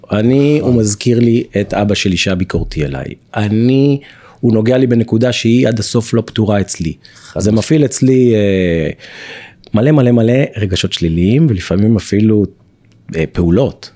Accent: Tel Aviv, Tel Aviv District, Israel; גדלתי ברמת אביב, בדירת שלושה חדרים, ישן עם אח שלי בחדר עד גיל 18

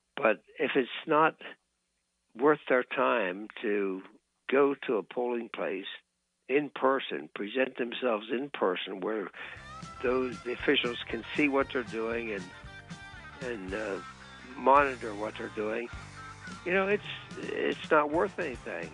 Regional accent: Pennsylvania, United States; right here in my home state of Pennsylvania

